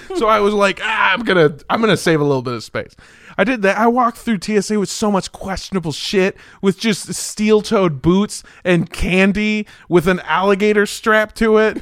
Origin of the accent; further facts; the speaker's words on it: Los Angeles, California, United States; I'm from Los Angeles.